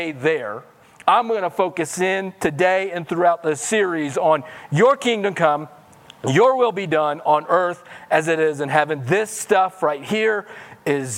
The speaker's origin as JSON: {"language": "English", "region": "Missouri", "country": "United States", "moved": "yes", "said": "I'm from Missouri, so I have some redneck roots in me."}